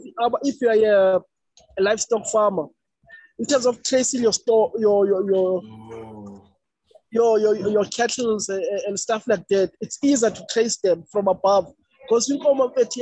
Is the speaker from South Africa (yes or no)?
yes; Eastern Cape, South Africa; I was born in a rural home. I was born in Manfre, Eastern Cape, which is a rural town.